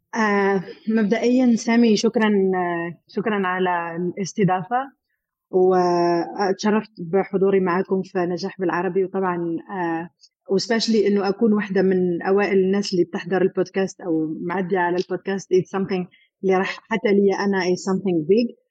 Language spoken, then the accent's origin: Arabic; Algeria; moved away as an adult; now in United Arab Emirates; منطقه عندنا في الجزائر